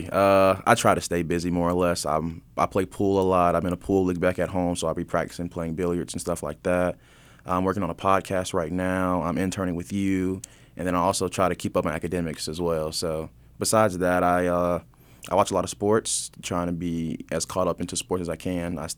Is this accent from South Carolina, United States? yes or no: yes; Fort Mill, South Carolina, United States; Fort Mill, South Carolina.